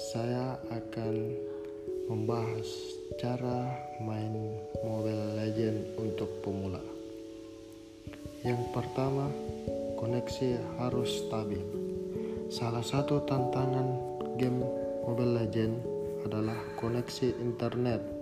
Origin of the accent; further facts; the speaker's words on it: Makassar, South Sulawesi, Indonesia; born there; Saya lahir keluarga sederhana di negara Indonesia pada tanggal 9 Januari 2001 di Provinsi Sulawesi Selatan, tepatnya di kota Makassar.